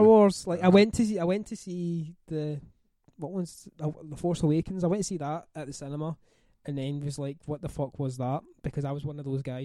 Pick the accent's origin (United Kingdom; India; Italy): United Kingdom; Scotland; being Scottish